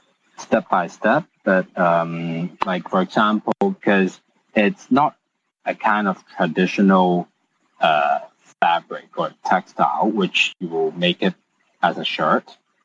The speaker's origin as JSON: {"language": "English", "country": "Hong Kong", "tie": "born or raised there", "said": "Yes, all Hong Kong."}